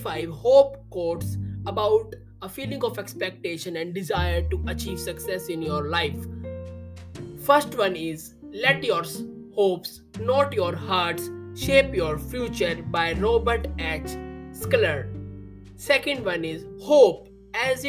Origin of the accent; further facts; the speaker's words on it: India; I am from India.